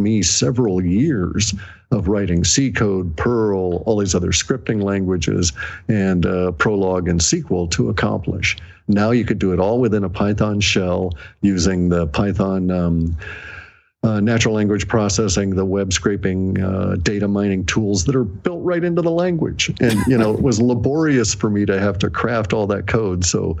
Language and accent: English; Alaska, United States; also born or lived in Washington State; I was born here in Washington State, but then I ended up going to Alaska before I was 1 year old